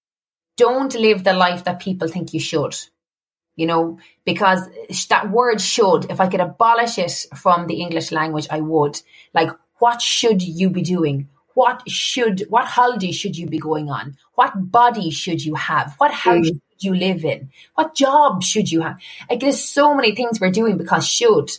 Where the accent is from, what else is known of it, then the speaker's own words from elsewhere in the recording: Cork, Munster, Ireland; moved away as an adult; now in Dublin, Ireland; I moved from Cork to Dublin